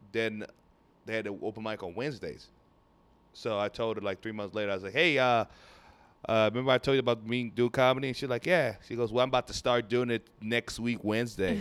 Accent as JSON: {"language": "English", "region": "Lagos", "country": "Nigeria", "tie": "born or raised there", "moved": "yes", "lives_now": "Houston, United States", "said": "I grew up in Nigeria, from Nigeria"}